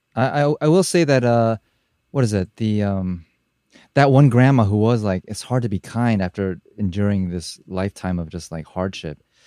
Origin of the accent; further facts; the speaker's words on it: United States; as a Asian American growing up in America